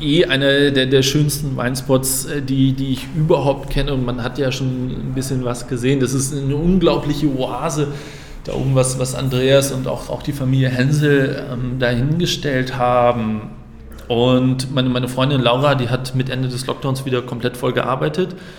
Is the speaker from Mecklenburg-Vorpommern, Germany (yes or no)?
no; Flensburg, Schleswig-Holstein, Germany; moved away as an adult; now in Frankfurt, Germany; ich bin gebürtiger Flensburger